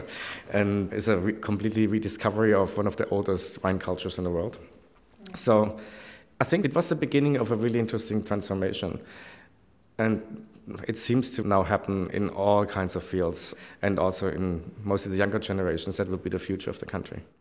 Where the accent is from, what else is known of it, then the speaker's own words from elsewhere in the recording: Stuttgart area, Baden-Württemberg, Germany; moved away; I come from Stuttgart area